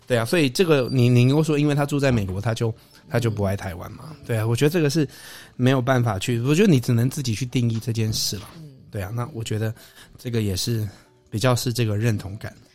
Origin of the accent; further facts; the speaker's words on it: Canada; moved away; also born or lived in Taiwan; 在加拿大长大的台湾人啊，因为我就觉得我始终是一个台湾人